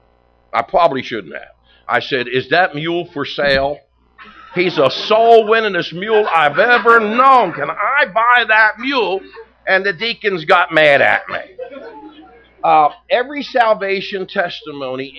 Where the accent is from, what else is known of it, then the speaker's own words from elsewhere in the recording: Philadelphia, Pennsylvania, United States; I was born in Philadelphia, Pennsylvania, grew up in the suburbs of Philadelphia